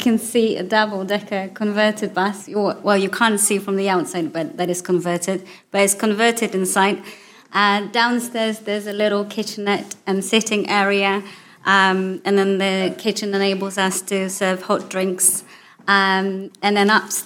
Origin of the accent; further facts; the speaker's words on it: Poland; English is a second language; moved away as an adult; now in Newbury, United Kingdom; I'm originally from Poland